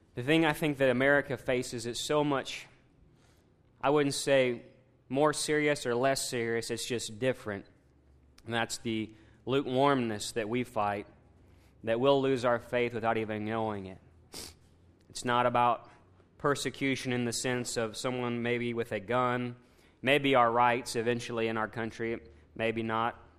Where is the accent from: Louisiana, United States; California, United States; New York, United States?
Louisiana, United States; us as American Bible Belt Southern conservative Louisiana believers